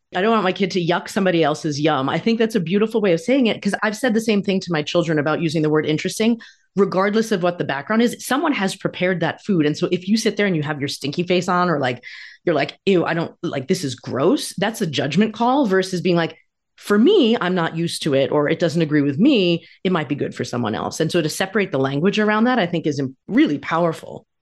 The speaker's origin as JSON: {"language": "English", "region": "New York suburbs", "country": "United States", "tie": "born or raised there", "moved": "yes", "said": "my days living in New York. I grew up in the suburbs there"}